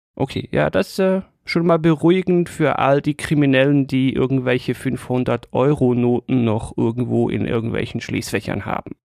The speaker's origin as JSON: {"language": "German", "country": "Switzerland", "said": "an mir als Schweizer"}